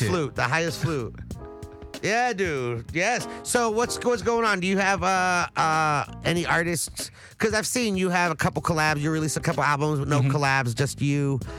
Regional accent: the Valley, California, United States; I'm from the Valley.

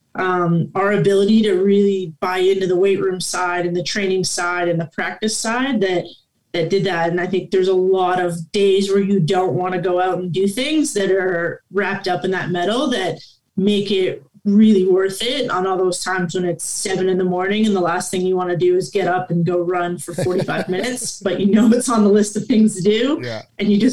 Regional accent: Guelph, Ontario, Canada; I'm born and raised in Guelph, Ontario, Canada

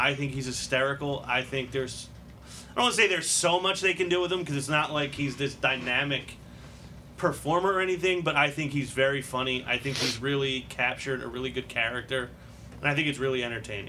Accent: Holmes, Pennsylvania, United States; I'm from Holmes. Holmes

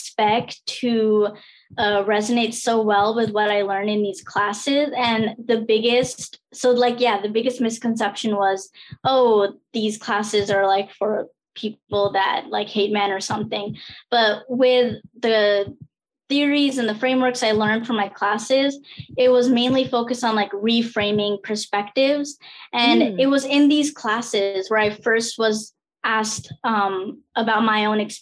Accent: New Jersey, United States; I was born and raised in New Jersey

